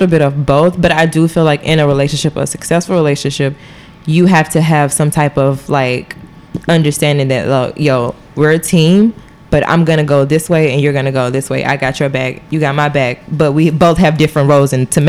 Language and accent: English; the South, United States; I was raised in the South. So I do have like that Southern background